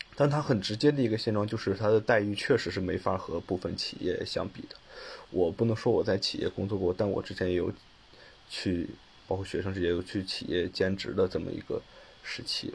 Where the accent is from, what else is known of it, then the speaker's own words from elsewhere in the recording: China; now in Beijing, China; 因为我本身我家乡是个二线城市，还是直辖市